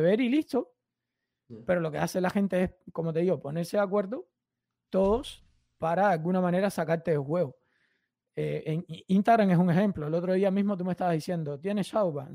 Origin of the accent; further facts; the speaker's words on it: Cuba; now in United States; soy cubano